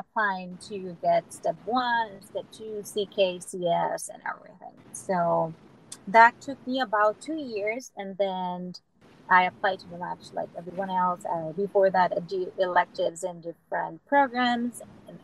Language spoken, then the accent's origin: English; Venezuela; moved away as an adult; also born or lived in upstate New York, United States; now in St. Louis, United States; I'm originally from Venezuela, and I came to the United States and did my residency in sunny upstate New York